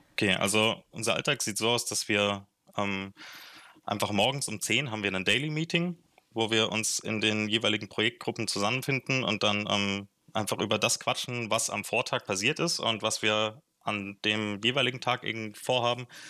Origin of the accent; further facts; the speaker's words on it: Frankfurt, Hesse, Germany; moved away as an adult; also born or lived in Marburg; now in Bayreuth, Germany; ich komme ursprünglich aus Frankfurt, da bin ich geboren